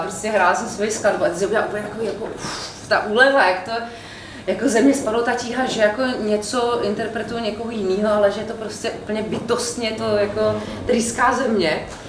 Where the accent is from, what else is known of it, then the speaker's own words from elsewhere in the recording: Olomouc, Olomouc Region, Czechia; dětství jsem prožila v Olomouci